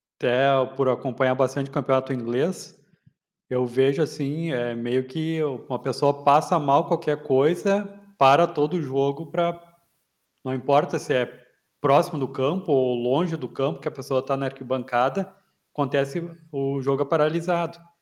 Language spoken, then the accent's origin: Portuguese; Porto Alegre, Rio Grande do Sul, Brazil; also born or lived in Santa Cruz do Sul; sou aqui de Porto Alegre